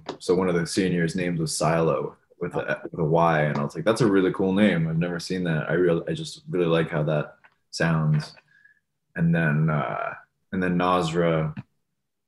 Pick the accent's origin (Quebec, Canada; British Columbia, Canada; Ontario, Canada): Ontario, Canada; Thornhill; born or raised there; also born or lived in Toronto, Canada